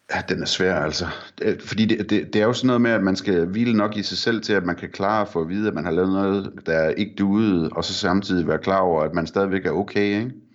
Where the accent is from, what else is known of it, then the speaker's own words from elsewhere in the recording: Vendsyssel, North Denmark Region, Denmark; jeg er fra Vendsyssel